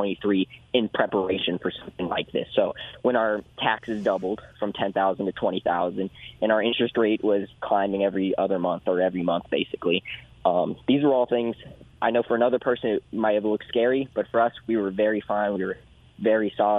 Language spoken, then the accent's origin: English; Houston, Texas, United States; I grew up in Houston, so my market is greater Houston